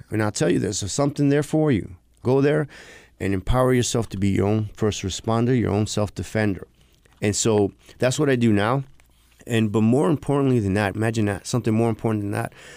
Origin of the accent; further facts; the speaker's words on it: New York City, New York, United States; I grew up in New York City.